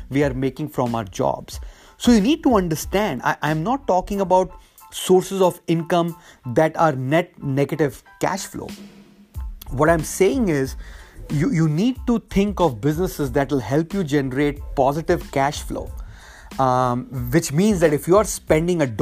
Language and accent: English; India; moved away as an adult; now in United States; that is why I came to the US from India in the late 90s for a great education and then getting a great job